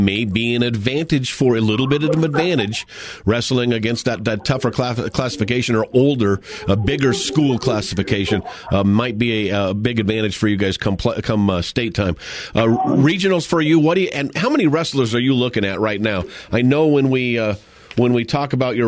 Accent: San Diego, California, United States; now in Colorado, United States; I grew up in San Diego

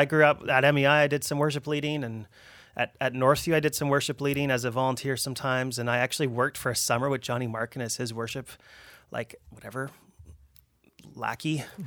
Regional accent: Abbotsford, British Columbia, Canada; also born or lived in Richmond; I grew up Abbotsford

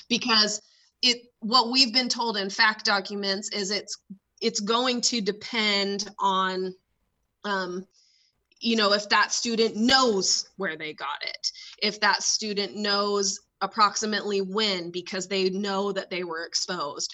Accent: California, United States; moved away; growing up in California

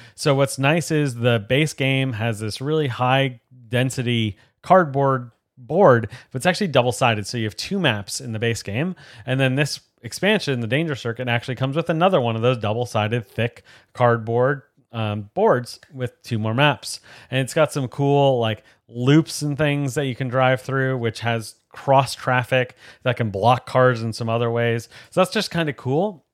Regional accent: outside of New York, United States; grew up watching NASCAR and going to some different races and things growing up outside of New York

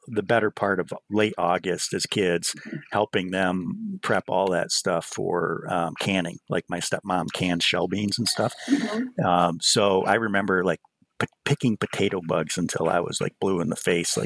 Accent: the Adirondacks, New York, United States; I grew up in a hunting family because I grew up here in the Adirondacks

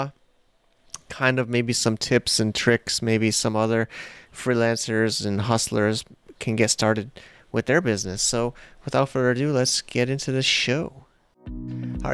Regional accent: United States; accent: American; my American accent

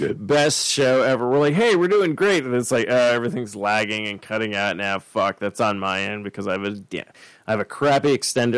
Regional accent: Ireland; I'm an Irishman

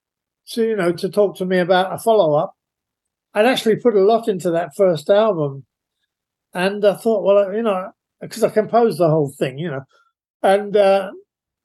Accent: London, United Kingdom; I'm a Londoner, so I've grown up

